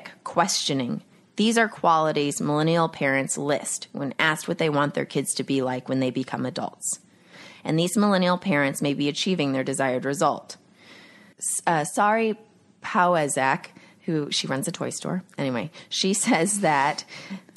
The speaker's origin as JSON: {"language": "English", "region": "Texas", "country": "United States", "tie": "born or raised there", "said": "Growing up in Texas"}